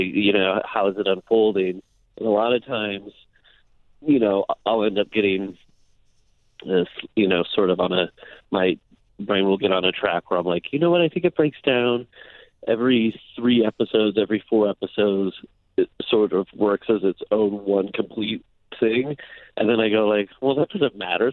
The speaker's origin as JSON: {"language": "English", "region": "Iowa", "country": "United States", "tie": "born or raised there", "moved": "yes", "said": "growing up in Iowa"}